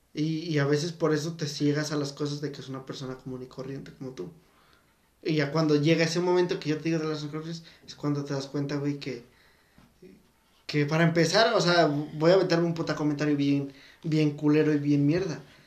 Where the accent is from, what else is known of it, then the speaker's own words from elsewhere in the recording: Mexico; somos mexicanos